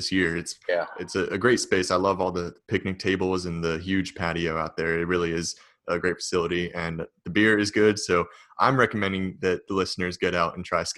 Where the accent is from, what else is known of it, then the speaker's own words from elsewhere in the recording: Harrisonburg, Virginia, United States; I grew up in Harrisonburg